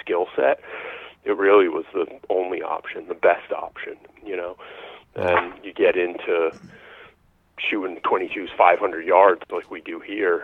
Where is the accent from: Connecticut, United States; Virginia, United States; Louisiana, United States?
Connecticut, United States; Eastern; also born or lived in Rhode Island / New York City; now in Upstate New York, United States; I grew up in New England, in like Eastern Connecticut.